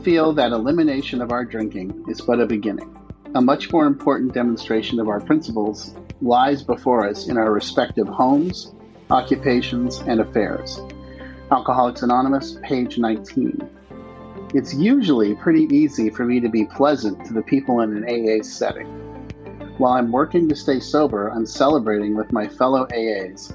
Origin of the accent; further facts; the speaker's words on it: Palo Alto, California, United States; moved away as an adult; also born or lived in Los Angeles, California / Denver, Colorado; now in Jacksonville Beach, United States; I was born and raised in a little town in California that nobody ever heard of called Palo Alto